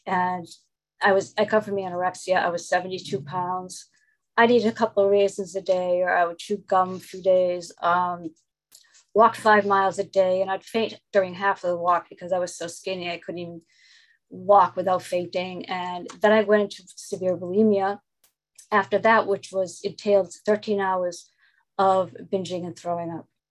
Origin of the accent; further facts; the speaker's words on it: Boston, Massachusetts, United States; I'm from Boston, Massachusetts.